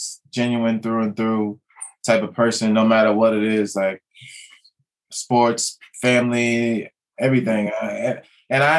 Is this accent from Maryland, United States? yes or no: yes; Potomac, Maryland, United States; my youth in Potomac, Maryland